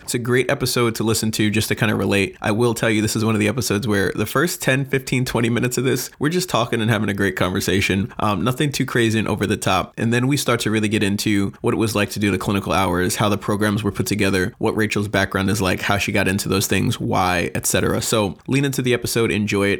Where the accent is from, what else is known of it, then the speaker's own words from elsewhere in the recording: Long Island, Suffolk County, New York, United States; moved away; I'm originally from New York